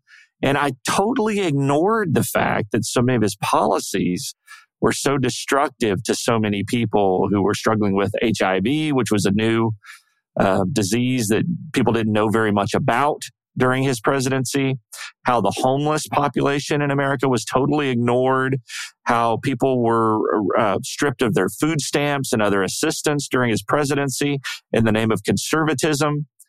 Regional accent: United States

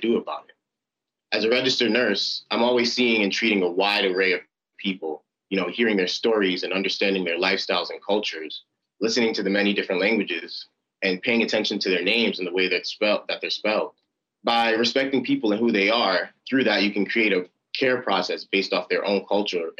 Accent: New York City, New York, United States; As a second of five children born from Nigerian immigrants, I grew up in Clinton Hill, Brooklyn

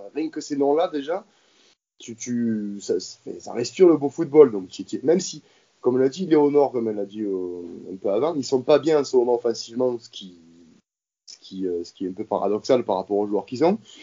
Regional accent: Marseille, Provence-Alpes-Côte d'Azur, France; je suis né à Marseille, je suis marseillais de naissance

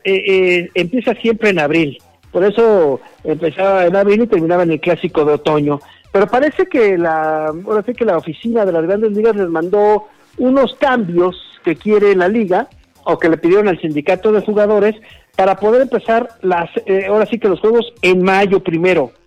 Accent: Mexico; somos mexicanos

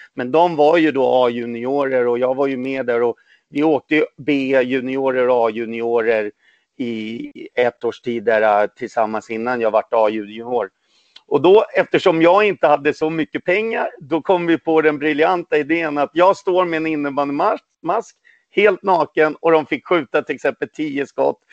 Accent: Sweden; also born or lived in Poland; Jag är ju född i Polen, kom hit när jag var tre månader gammal

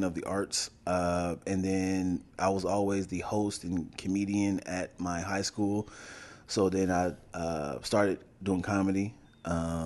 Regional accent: Dayton, Ohio, United States; moved away as an adult; now in Los Angeles, United States; I'm from Dayton, Ohio. Born and raised, came out here 21 years ago, Los Angeles.

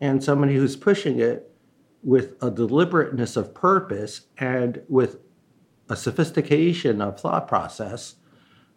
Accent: New York, United States; first language Chinese; English is a second language; I grew up in Chinatown, just, you know, 3 subway stops from here.

